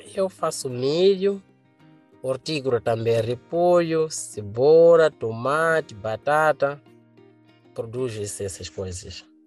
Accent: Gorongosa, Sofala, Mozambique; Sou da província de Sofala, no distrito de Gorongosa.

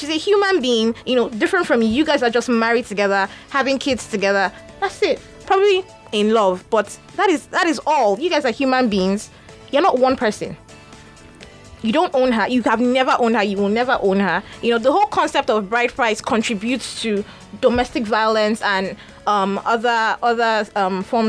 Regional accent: Agbor, Delta, Nigeria; I'm from Ika, Agbo, Delta State.

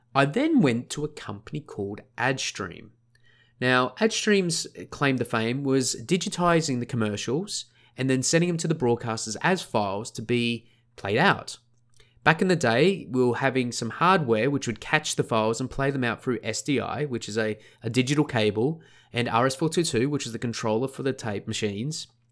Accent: Sunshine Coast, Queensland, Australia; also born or lived in Scotland / Melbourne; where I grew up was a place called the Sunshine Coast. Sunshine Coast is on the east coast of Australia, just north of Brisbane by about an hour.

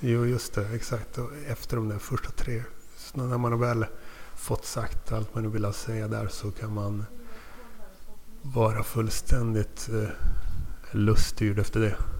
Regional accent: Luleå, Norrbotten County, Sweden; moved away as an adult; also born or lived in Tumba, Stockholm; Född i Tumba i Stockholmsrådet men flyttade till Luleå när jag var tre. Sen flyttade därifrån 99 när jag var 19. Men uppväxt mm, i Luleå

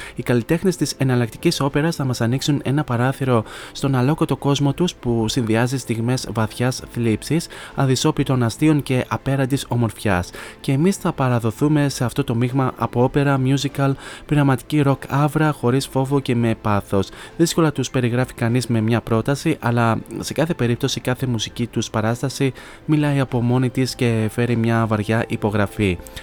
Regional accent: Kilkis, Central Macedonia, Greece; στην πόλη μου στο Κιλκής

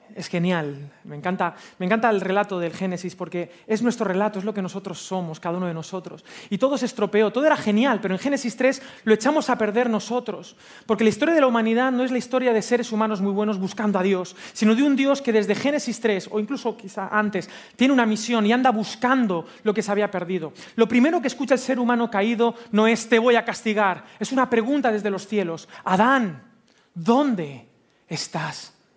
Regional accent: Spain; soy español

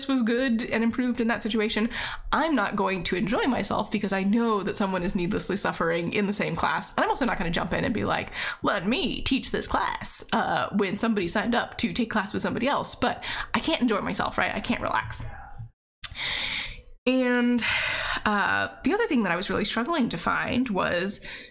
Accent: Virginia, United States; moved away as an adult; also born or lived in Seattle; I moved back home to Virginia.

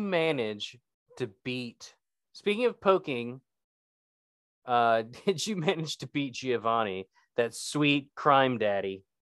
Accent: West Virginia, United States; I'm from West Virginia

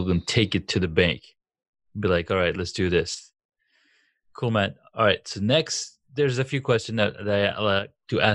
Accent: Saudi Arabia; moved away as an adult; I grew up in Saudi, and we really, really didn't have access to comic books and stuff like that. And it was until I was 19, I moved out here

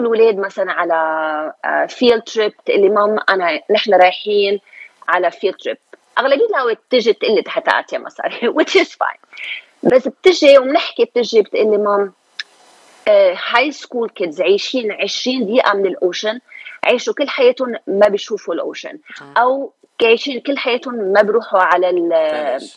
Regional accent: Lebanon; moved away as an adult; also born or lived in Beirut; now in Los Angeles, United States; أنا من لبنان، جيت من لبنان سنة ألف وتسعمية وثمانية وثمانين، يعني خمسة وثلاثين سنة

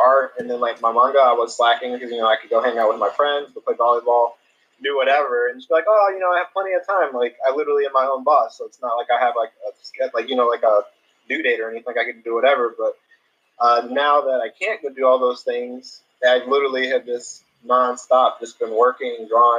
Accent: Atlanta, Georgia, United States; I'm from Atlanta, Georgia, and I'm a professional manga artist.

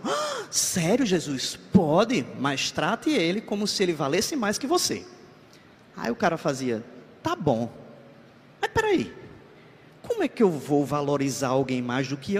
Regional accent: Ceará, Brazil; moved away as an adult; now in João Pessoa, Brazil; eu não sou, eu não sou paraibano, eu sou cearense

